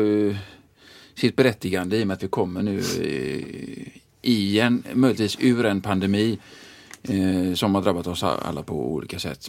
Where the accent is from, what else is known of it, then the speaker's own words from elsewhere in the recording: Gothenburg, Västra Götaland, Sweden; jag är uppvuxen i Tynnered